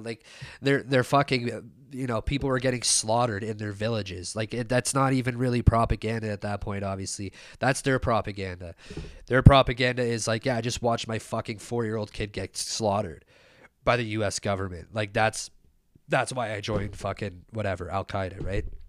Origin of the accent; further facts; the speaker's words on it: Canada; we were, like, a kid growing up in Canada.